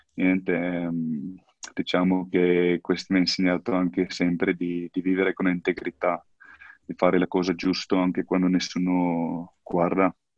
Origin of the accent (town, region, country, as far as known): South Africa; Italian is a second language; moved away as an adult; now in Italy